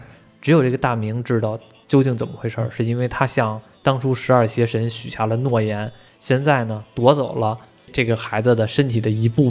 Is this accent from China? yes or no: yes; China; 像比如说我们中国人民都知道的《铁臂阿童木》。